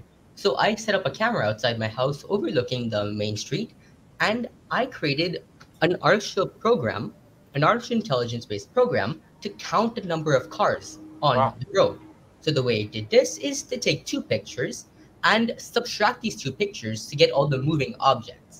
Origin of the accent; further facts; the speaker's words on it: Toronto, Ontario, Canada; I'm in grade 9. I'm from Toronto.